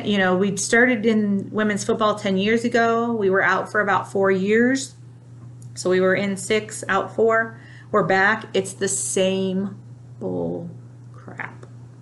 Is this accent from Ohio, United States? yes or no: yes; Ohio, United States; I'm from Ohio